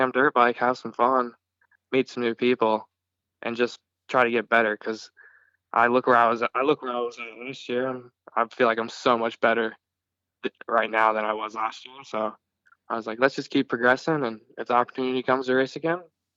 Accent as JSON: {"language": "English", "town": "Prince Frederick", "region": "Maryland", "country": "United States", "also_born_or_lived": "South Carolina", "moved": "as an adult", "lives_now": "Australia", "said": "I'm from Prince Frederick, Maryland, and I'm just a kid that likes racing dirt bikes"}